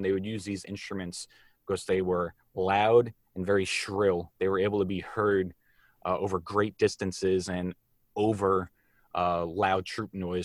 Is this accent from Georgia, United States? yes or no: no; Long Island, New York, United States; moved away as an adult; also born or lived in Texas; now in Virginia, United States; when I was growing up on Long Island